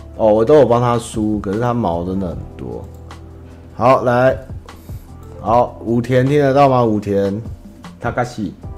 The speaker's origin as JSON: {"language": "Chinese", "region": "central Taiwan", "country": "Taiwan", "said": "我是中部的人"}